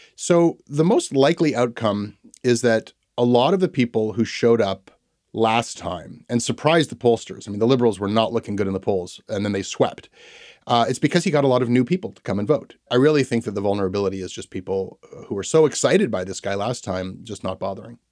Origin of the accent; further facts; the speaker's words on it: Toronto, Ontario, Canada; growing up in Toronto